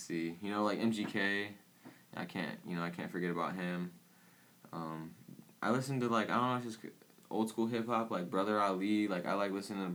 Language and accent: English; Peoria, Illinois, United States; we're from Peoria